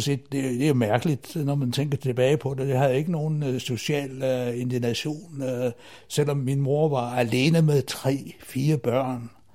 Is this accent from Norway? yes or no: no; Himmerland, North Denmark Region, Denmark; moved away as an adult; also born or lived in Aarhus; now in Zealand, Denmark; jeg kommer fra Himmerlandsområdet, der jeg boede i første år af mit liv, til jeg flyttede til øh, Ja, det blev først til Aarhus